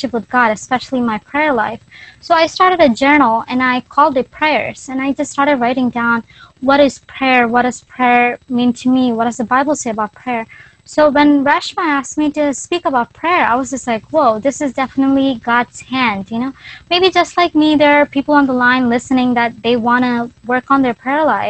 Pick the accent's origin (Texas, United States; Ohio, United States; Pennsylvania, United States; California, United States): Pennsylvania, United States; Philadelphia; I am from Philly.